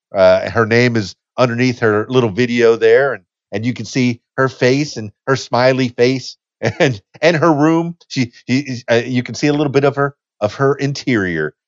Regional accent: Miami, Florida, United States; now in Conway, United States; I'm from Miami, Florida, so I, I know the southeast uh, pretty well. I was born and raised there. Uh, the Keys, Keys, Dan, Florida Keys is where I'm from

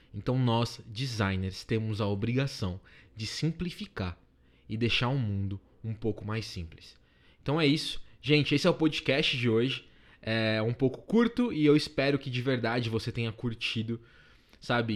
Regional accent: Paulista, São Paulo, Brazil; eu sou paulista

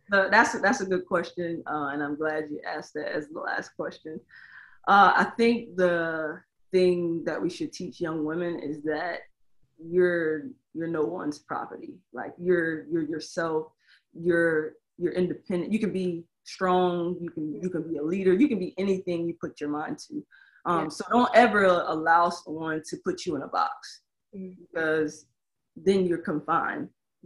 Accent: Tampa, Florida, United States; I am from Tampa.

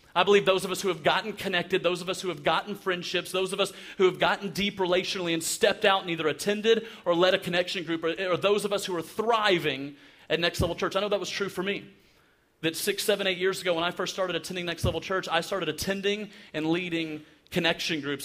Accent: Alabama, United States; I'm from Alabama

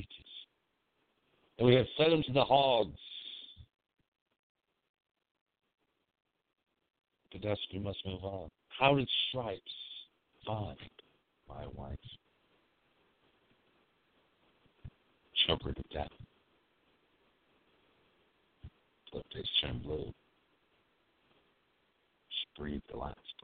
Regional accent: California, United States; my hometown, California

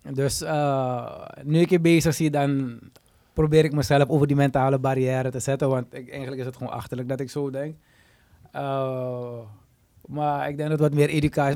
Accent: Suriname; we als Surinamers

